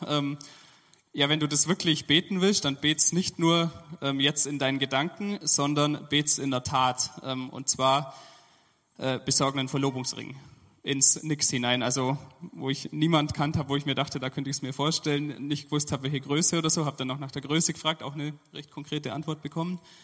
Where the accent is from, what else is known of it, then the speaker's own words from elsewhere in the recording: Allgäu, Bavaria, Germany; moved away as an adult; now in Dresden, Germany; ich bin sehr verwurzelt, da wo ich herkomme aus dem Allgäu